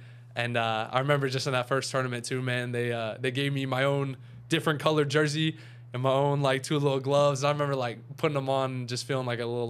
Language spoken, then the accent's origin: English; Charlotte, North Carolina, United States; I'm from Charlotte, North Carolina.